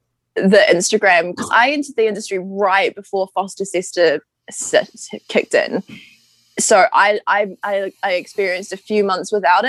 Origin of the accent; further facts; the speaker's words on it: New Zealand; Māori European, so I am Scottish, the Cloud Clan, and then I am Ngāti Ruakawa. So in New Zealand, our Indigenous, we're Māori.